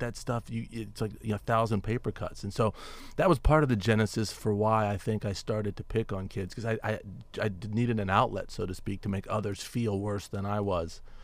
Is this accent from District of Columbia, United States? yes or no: yes; Washington, District of Columbia, United States; I grew up in Washington, D C